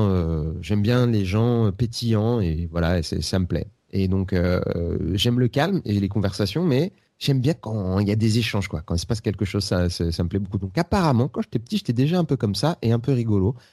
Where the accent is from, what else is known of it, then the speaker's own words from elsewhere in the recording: Seine-Saint-Denis, Île-de-France, France; also born or lived in Bobigny / Aubervilliers / La Courneuve; Je suis né à, je euh, en Seine-Saint-Denis. Mais c'est pas très important, hein, mais bon, je... En fait, j'ai fait toute ma vie en Seine-Saint-Denis entre euh, Bobigny, Aubervilliers et La Courneuve.